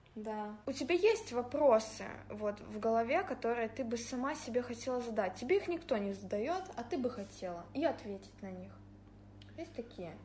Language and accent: Russian; Angarsk, Irkutsk Oblast, Russia; now in Saint Petersburg, Russia; я из Ангарска